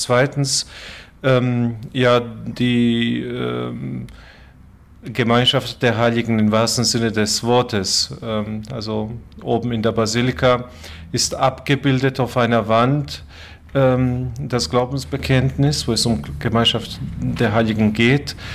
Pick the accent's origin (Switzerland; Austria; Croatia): Croatia; now in Germany; Ich komme ursprünglich aus Kroatien. So habe ich äh, zwei Länder vertreten, Deutschland und Kroatien.